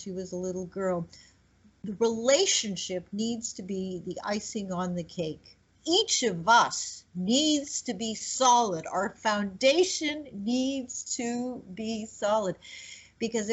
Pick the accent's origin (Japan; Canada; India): Canada; moved away; also born or lived in Quebec; I'm Canadian